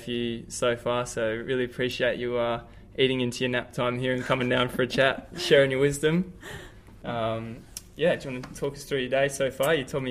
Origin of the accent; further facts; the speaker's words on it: Australia; being an Australian myself